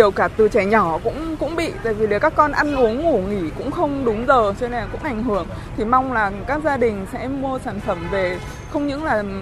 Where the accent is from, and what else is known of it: Hưng Yên, Vietnam; born or raised there